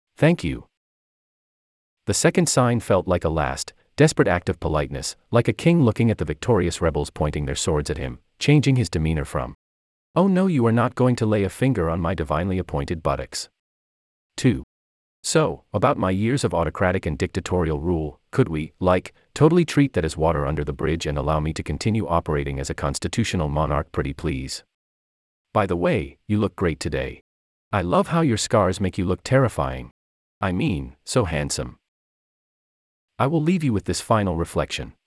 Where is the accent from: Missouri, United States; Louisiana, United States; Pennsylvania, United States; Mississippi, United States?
Missouri, United States; St. Louis; moved away as an adult; also born or lived in San Francisco Bay Area, California; now in Stanford, United States; I am 2,000 miles away from my hometown of St. Louis